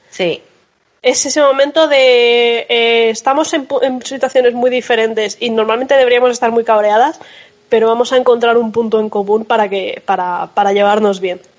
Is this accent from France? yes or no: yes; France; Puede ser que como soy francesa